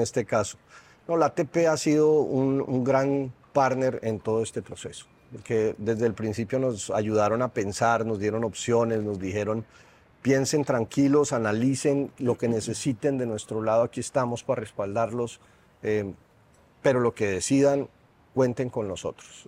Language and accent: Spanish; Colombia; moved away as an adult; now in Mexico City, Mexico; soy colombiano